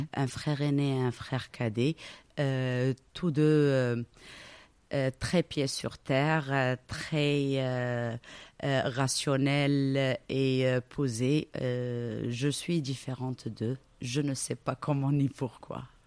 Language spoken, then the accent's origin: French; Casablanca, Casablanca-Settat, Morocco; also born or lived in Belgium; Je suis née à Casablanca, j'y ai grandi.